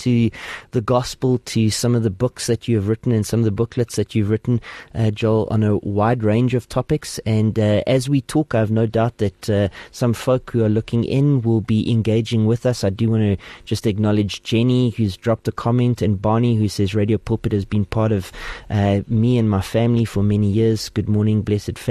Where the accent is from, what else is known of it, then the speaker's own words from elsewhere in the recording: Port Elizabeth, Eastern Cape, South Africa; now in Gauteng, South Africa; I'm originally from the Eastern Cape, from Port Elizabeth now